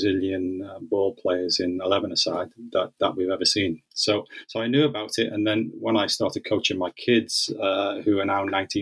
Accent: Liverpool, North West England, United Kingdom; my childhood growing up in Liverpool and in the northwest of England.

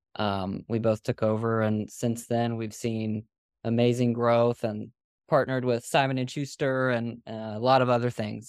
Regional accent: Nashville, Tennessee, United States; moved away as an adult; now in Pensacola, United States; I'm from Nashville.

